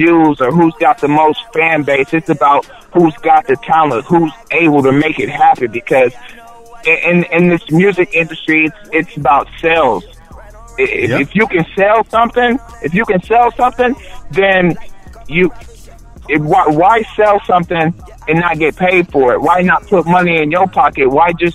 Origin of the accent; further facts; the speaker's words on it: Delaware, Ohio, United States; now in Columbus, United States; originally I was from Delaware, Ohio, and everybody in Delaware knows me.